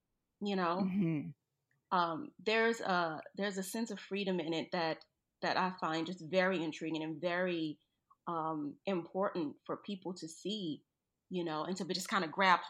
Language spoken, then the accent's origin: English; New Orleans, Louisiana, United States; I'm being from New Orleans, being from New Orleans, like, you know, things kind of get monotonous, you know?